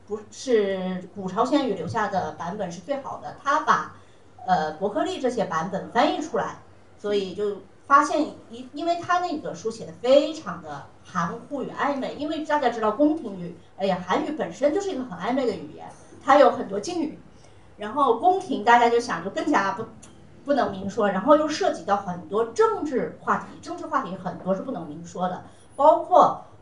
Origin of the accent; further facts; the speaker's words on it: China; 应该不会像我们中国人一样会关注这些来过中国的朝鲜人